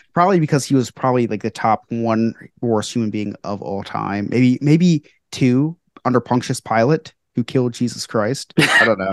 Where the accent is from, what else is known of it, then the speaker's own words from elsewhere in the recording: New Jersey, United States; I'm from New Jersey.